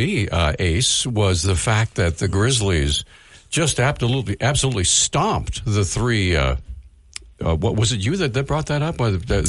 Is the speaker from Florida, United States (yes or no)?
no; Montana, United States; and I'm from Montana.